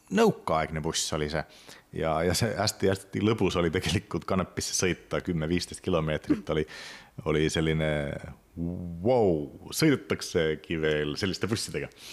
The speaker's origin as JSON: {"language": "Estonian", "town": "Kitee", "region": "North Karelia", "country": "Finland", "second_language": "Estonian", "moved": "yes", "lives_now": "Tartu, Estonia", "said": "ma olen ise ju pärit Kite linnast"}